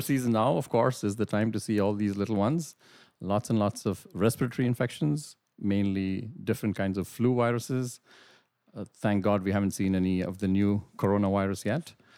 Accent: India; moved away as an adult; also born or lived in Middle East / United Kingdom; now in Brantford, Canada; I'm originally from India, did my medical school training in India

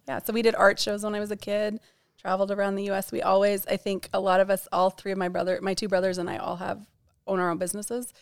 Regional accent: Bozeman, Montana, United States; I grew up in Bozeman, Montana, about ninety minutes north of West Yellowstone

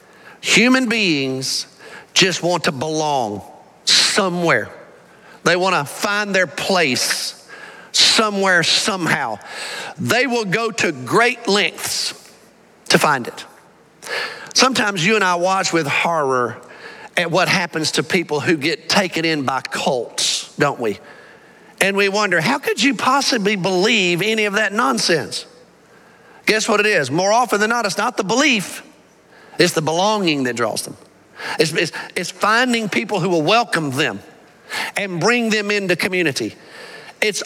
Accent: Alabama, United States; now in Arlington, United States; I grew up in Alabama.

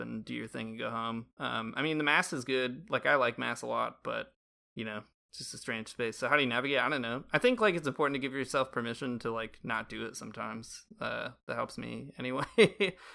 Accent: United States; now in Toronto, Canada; being Catholic in Canada as an American citizen

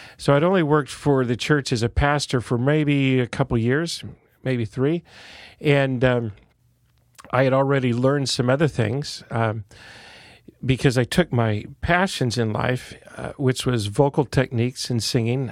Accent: Santa Cruz, California, United States; I was born in Santa Cruz, California, the original hippieville of California.

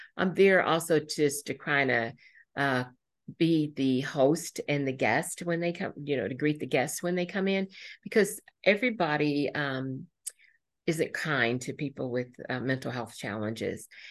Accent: Indianapolis, Indiana, United States; born or raised there; also born or lived in Marion, Indiana

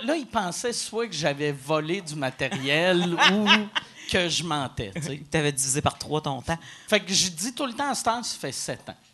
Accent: Quebec City, Quebec, Canada; first language English and French; je viens de Québec, puis euh, les Anglais à Québec, il y avait. Euh, on n'était même pas 5000

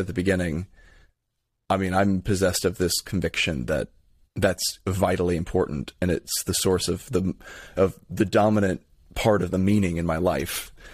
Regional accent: Lithia, Florida, United States; I'm from, uh, Lithia, Florida.

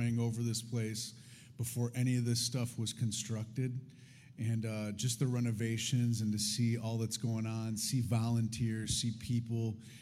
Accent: Detroit, Michigan, United States; I come from Detroit

